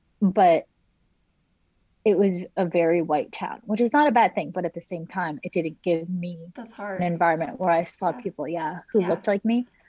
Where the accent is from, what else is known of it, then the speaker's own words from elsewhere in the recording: New Jersey, United States; moved away as an adult; also born or lived in China / Montana; now in Maryland, United States; I spent a few years in Montana. Then I grew up primarily in New Jersey